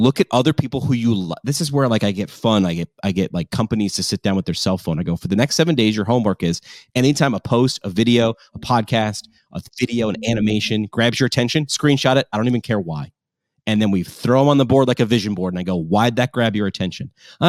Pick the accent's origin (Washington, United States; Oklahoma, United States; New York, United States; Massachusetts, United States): New York, United States; Like, you know, I came from New York and you're a New Yorker. Like it's a personality thing.